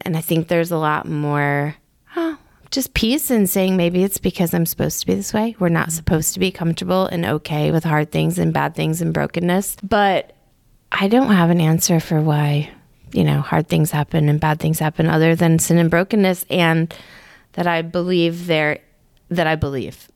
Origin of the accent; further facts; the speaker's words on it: Michigan, United States; moved away as an adult; also born or lived in Haiti; now in Augusta, United States; I grew up in Michigan, but also in a pretty conservative church